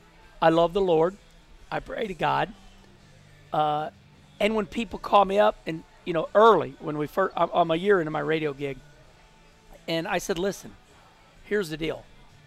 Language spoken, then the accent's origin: English; Missouri, United States; moved away as an adult; also born or lived in St. Louis, Missouri / Charlotte, North Carolina; I grew up in Missouri.